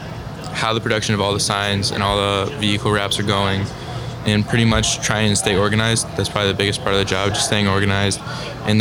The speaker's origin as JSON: {"language": "English", "town": "Southington", "region": "Connecticut", "country": "United States", "said": "I'm from Southington, Connecticut, and I'm a sophomore studying business at UConn"}